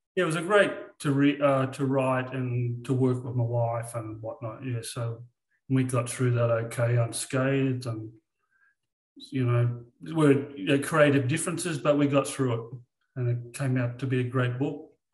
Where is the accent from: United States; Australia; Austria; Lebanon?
Australia; I'm Australian.